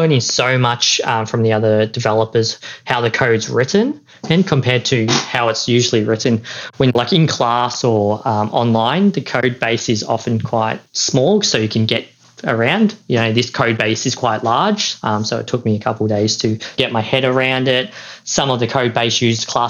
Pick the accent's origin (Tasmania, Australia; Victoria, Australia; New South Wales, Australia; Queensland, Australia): Victoria, Australia; Melbourne; I'm from Melbourne